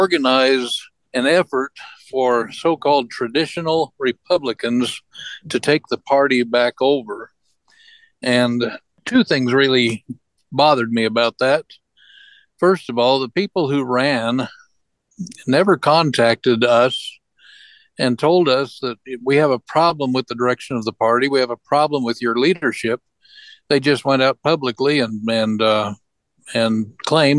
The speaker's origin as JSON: {"language": "English", "region": "Arizona", "country": "United States", "tie": "born or raised there", "moved": "yes", "lives_now": "Wyoming, United States", "said": "I'm not a native of Wyoming. I'm a native of Arizona"}